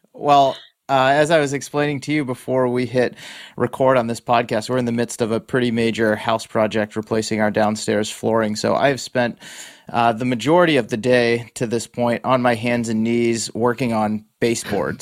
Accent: East Coast, United States; now in Bay Area, United States; what I grew up with on the East Coast

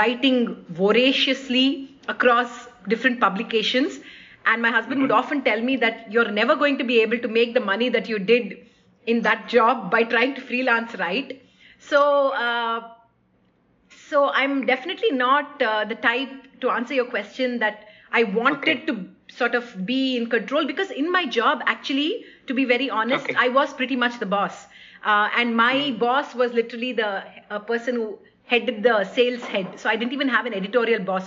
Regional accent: Awarpur, Maharashtra, India; first language Hindi; English is a second language; also born or lived in Bangalore; now in Chennai, India; I grew up in a small little town, little village called Awarpur, which is actually a small village where my father worked for a cement factory

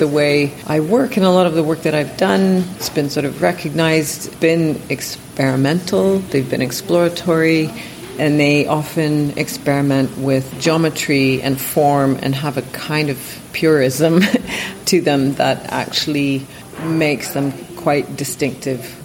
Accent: Welland, Ontario, Canada; moved away as an adult; also born or lived in Guelph, Ontario / Waterloo, Ontario; now in London, United Kingdom; I moved from Welland to Guelph when I was 13 the house I grew up in was a kind of wonderful big old house

